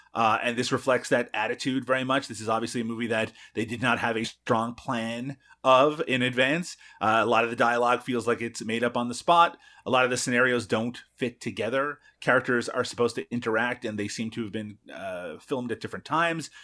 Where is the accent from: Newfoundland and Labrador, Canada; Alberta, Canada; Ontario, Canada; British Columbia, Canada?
Newfoundland and Labrador, Canada; where I grew up, cod is king